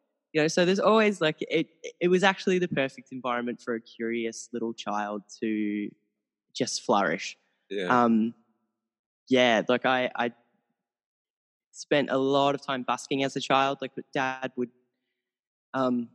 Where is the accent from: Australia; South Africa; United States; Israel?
Australia; I'm from Australia. The accent